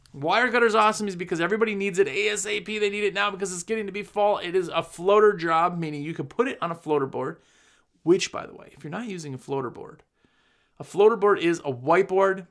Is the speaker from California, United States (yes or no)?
no; Wisconsin, United States; moved away; I'm originally from Wisconsin, had a business there for almost fifteen years